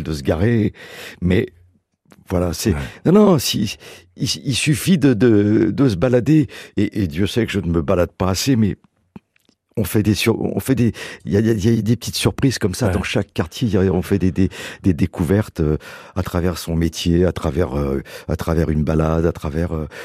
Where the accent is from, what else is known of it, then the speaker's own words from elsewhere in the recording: Saint-Mandé, Île-de-France, France; also born or lived in Paris; je suis né à Saint-Mandé, à la, à la clinique des Bleuets.